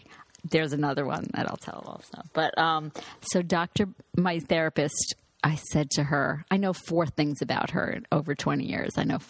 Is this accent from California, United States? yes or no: no; Long Island, New York, United States; I'm from Long Island.